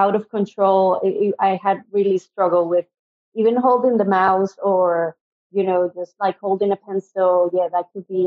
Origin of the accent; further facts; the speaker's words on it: Venezuela; first language Spanish; English is a second language; moved away as an adult; also born or lived in Adelaide, Australia / United States; now in Sydney, Australia; I'm originally from Venezuela, so in South America. So I speak Spanish.